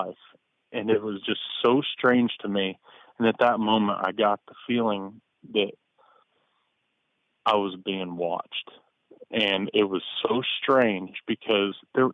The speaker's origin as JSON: {"language": "English", "town": "Mattoon", "region": "Illinois", "country": "United States", "moved": "yes", "said": "I'm originally from Mattoon, home of the Mad Gasser"}